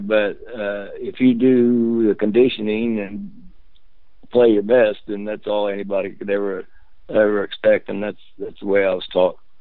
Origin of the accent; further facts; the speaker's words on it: Alexandria, Indiana, United States; also born or lived in Redkey, Indiana / Muncie, Indiana; I'm not from Muncie. First thing, I uh, was born and attended the fifth grade at Alexandria